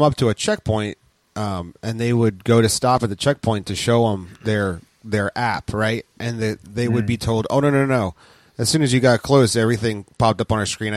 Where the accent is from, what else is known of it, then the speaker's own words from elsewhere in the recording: New Jersey, United States; we're from New Jersey